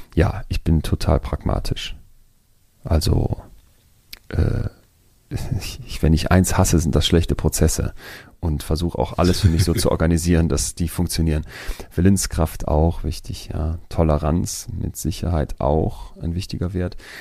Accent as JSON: {"language": "German", "country": "Germany", "said": "als Deutscher"}